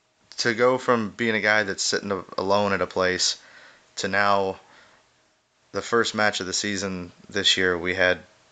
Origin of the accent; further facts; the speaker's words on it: United States; being an American that's not really born into this